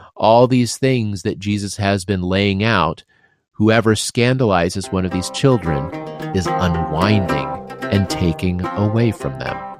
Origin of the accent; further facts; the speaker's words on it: Midwest, United States; you and I grew up in the Midwest